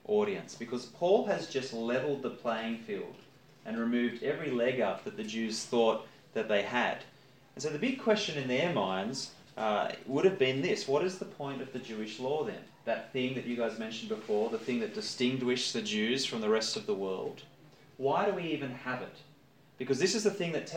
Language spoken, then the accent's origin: English; Campbelltown, New South Wales, Australia; I grew up in Campbelltown